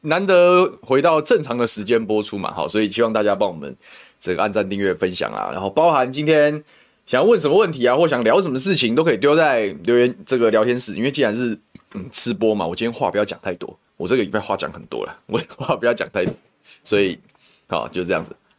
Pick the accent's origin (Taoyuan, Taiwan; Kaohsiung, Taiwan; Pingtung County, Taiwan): Taoyuan, Taiwan; 我们这些在地出生的政治人物